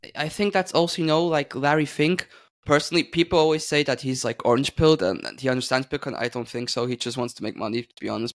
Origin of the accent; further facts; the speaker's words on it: Switzerland; I'm from Switzerland